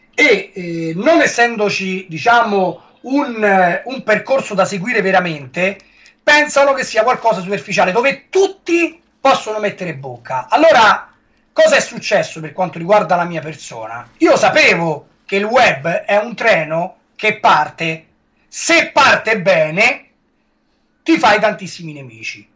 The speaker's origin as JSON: {"language": "Italian", "town": "Rome", "region": "Lazio", "country": "Italy", "accent": "Roman", "said": "con la mia parlata romana"}